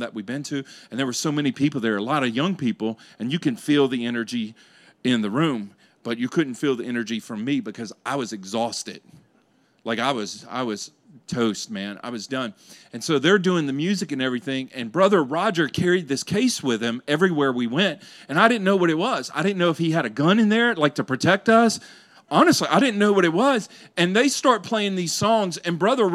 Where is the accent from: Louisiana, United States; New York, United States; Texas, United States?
Louisiana, United States; I grew up in Louisiana.